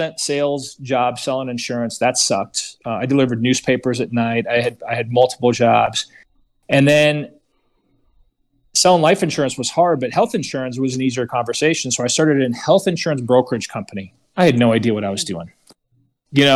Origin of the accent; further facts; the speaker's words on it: Chicago, Illinois, United States; moved away; also born or lived in Las Vegas; I grew up in Chicago, but I ended up in Vegas.